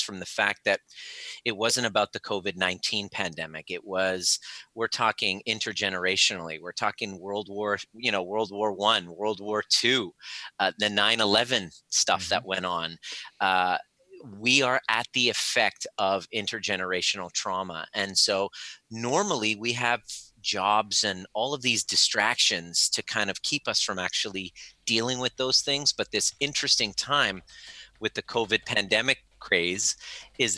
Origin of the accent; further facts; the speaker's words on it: Canada; also born or lived in Iran; I was born in Iran and I moved to Canada at the age of four